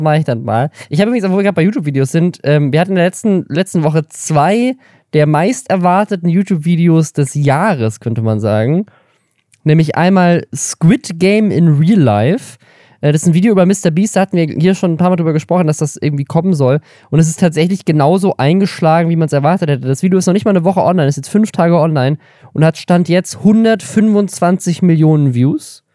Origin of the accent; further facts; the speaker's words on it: Baden-Württemberg, Germany; ich bin in Baden-Württemberg aufgewachsen